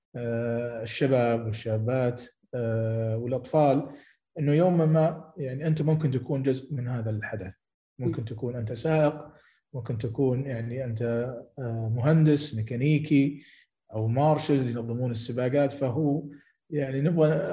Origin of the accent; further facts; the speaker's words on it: Saudi Arabia; عندنا في السعوديه